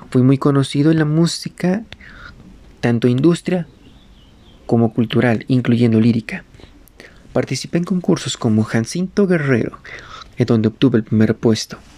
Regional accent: Madrid, Community of Madrid, Spain; moved away; also born or lived in Rüsselsheim, Germany; Yo nací en Rustenheim, Alemania, el 13 de octubre de 1969. Y, donde muy joven, me mudé a Madrid, España, en donde viviría una de las más grandes experiencias de mi infancia.

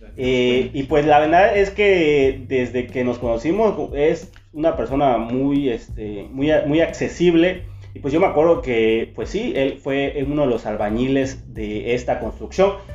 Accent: Chiapas, Mexico; moved away as an adult; now in San Francisco de Campeche, Mexico; Vengo de Chiapas este, más que nada, o sea, mm, en Chiapas, pero en un pueblito. de un pueblo. ajá, de un municipio, pueblo, una comunidad. Una comunidad

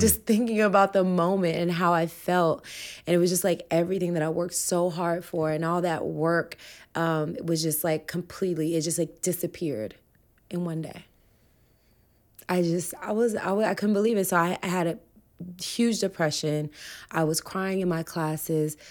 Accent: Humboldt, Tennessee, United States; I grew up in Tennessee

